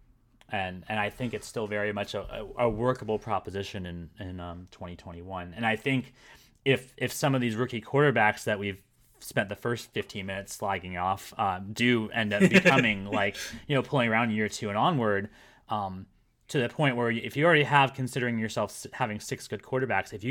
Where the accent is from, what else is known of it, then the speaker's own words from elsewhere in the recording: Florida, United States; moved away as an adult; I was born in Florida.